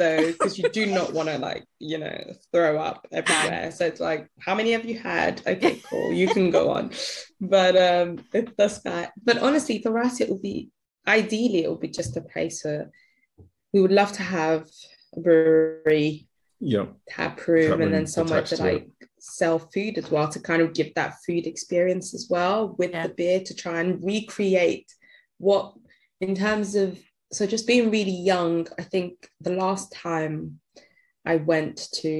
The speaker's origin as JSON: {"language": "English", "country": "United Kingdom", "said": "Everything that makes us, like, everything about us being British, but also our African roots, it'll be great to just have that synergy."}